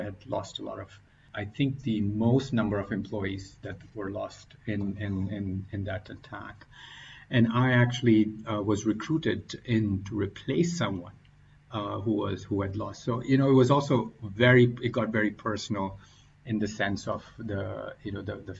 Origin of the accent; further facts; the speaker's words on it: Oman; moved away as an adult; also born or lived in Pakistan / North Carolina, United States / Boston, United States; now in United States; originally coming from Pakistan, growing up in the Middle East in Oman, and had come to the States for my higher education